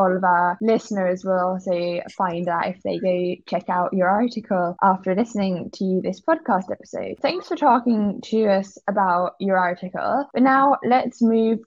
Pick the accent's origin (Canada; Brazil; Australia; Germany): Germany; I'm from Germany and all, but I haven't been to Berlin since I was like 15. It is like 8 hours away from my house